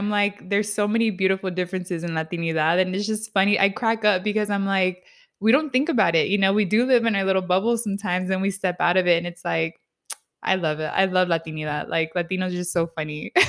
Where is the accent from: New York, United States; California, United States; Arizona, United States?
California, United States; San Diego; I grew up in San Diego.